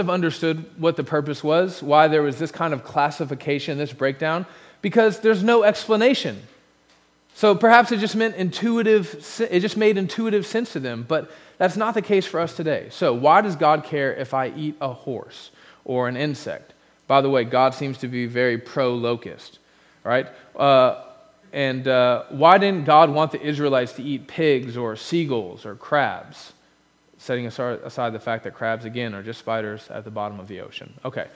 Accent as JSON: {"language": "English", "country": "United States", "said": "Being an American"}